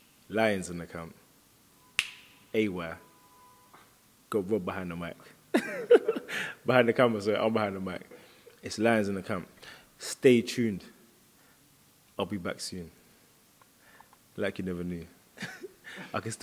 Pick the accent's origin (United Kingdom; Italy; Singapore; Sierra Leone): United Kingdom; I'm half Bajan, half Jamaican. But I'm British